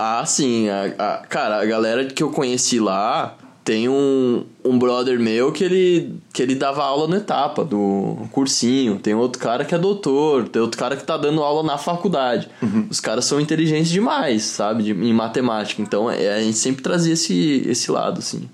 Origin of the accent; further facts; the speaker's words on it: Osasco, São Paulo, Brazil; Sou de Osasco, São Paulo, vivi 23 anos lá